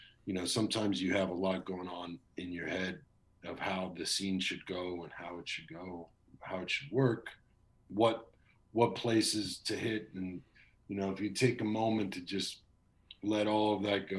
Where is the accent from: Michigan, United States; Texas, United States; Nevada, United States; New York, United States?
Texas, United States; now in Los Angeles, United States; I'm from Texas